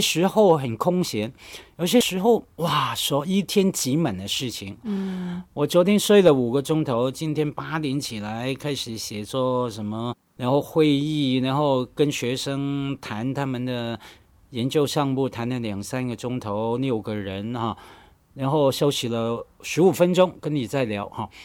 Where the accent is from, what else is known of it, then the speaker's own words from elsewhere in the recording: Hong Kong; accent: Hong Kong-accented Mandarin (港普); Chinese is a second language; 我们在香港从小受教育，在我那个年代，很好玩的，你应该也知道哈，我们学校教育考试都可以用粤语来读唐诗、背唐诗等等，所以很习惯用粤语来读规范的汉语